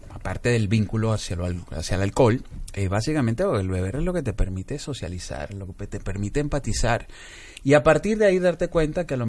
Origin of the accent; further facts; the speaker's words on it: Panama; also born or lived in Venezuela; yo nací en, Venezuela, pero mi madre es panameña y toda mi infancia la hice en Panamá, con lo cual viví toda mi, infancia, adolescencia entre los dos países.